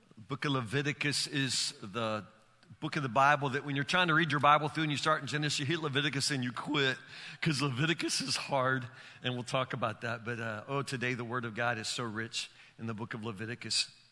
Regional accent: Woodburn, United States; I'm from Woodburn

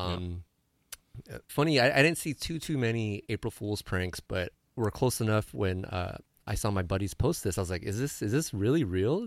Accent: San Diego, California, United States; moved away; I'm from San Diego

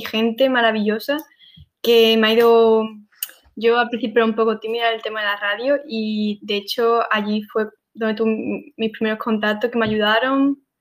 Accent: Sanlúcar de Barrameda, Andalusia, Spain; yo soy de Sanlúcar y vivo en una zona un poco complicada

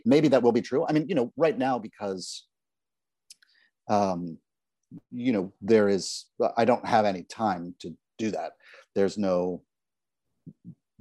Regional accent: New York, United States; I love the New York Times. I love that it's my hometown newspaper

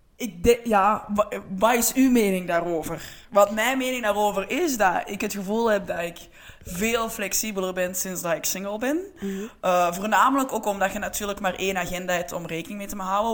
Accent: Antwerp, Flanders, Belgium; We zijn eigenlijk alle twee van Antwerpen

